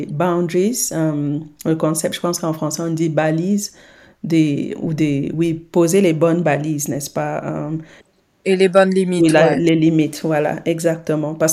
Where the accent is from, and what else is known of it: Senegal